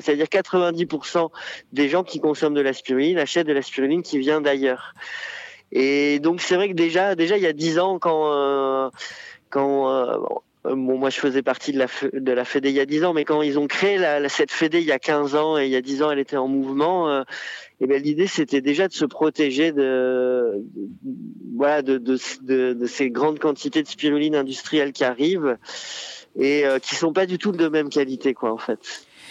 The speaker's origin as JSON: {"language": "French", "area": "Arcachon Basin", "region": "Nouvelle-Aquitaine", "country": "France", "tie": "born or raised there", "also_born_or_lived": "Bordeaux", "said": "je suis originaire euh, du bassin d'Arcachon. Je suis né à Bordeaux."}